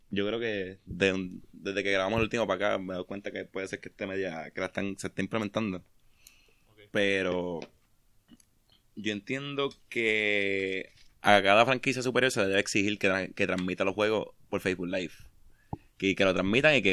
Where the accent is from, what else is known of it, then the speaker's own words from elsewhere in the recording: Mayagüez, Puerto Rico; y juegan con Mayagüez, pues yo soy de Mayagüez, yo quiero ver el juego, yo no puedo ir a Cagua.